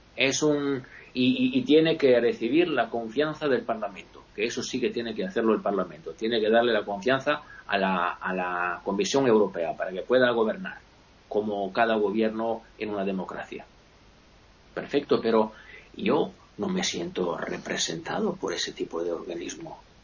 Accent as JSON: {"language": "Spanish", "country": "Italy", "said": "yo también como italiano, sobre todo como italiano"}